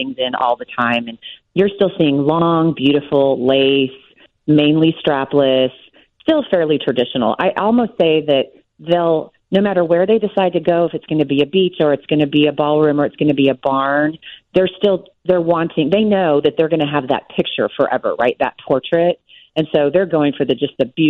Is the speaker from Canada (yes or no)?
no; Texas, United States; I'm from Texas